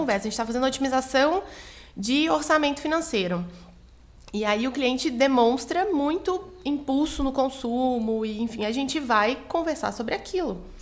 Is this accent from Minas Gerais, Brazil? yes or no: no; Goiânia, Goiás, Brazil; moved away as an adult; now in São Paulo, Brazil; eu sou de Goiânia